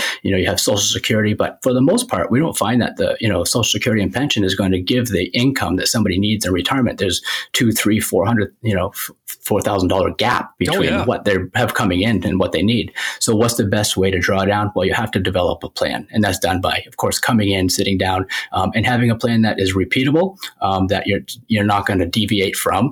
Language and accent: English; Biddeford, Maine, United States; also born or lived in New Hampshire / Scarborough, Maine; I grew up in Biddeford, went to school in New Hampshire, went to college in New Hampshire, and now I live in Scarborough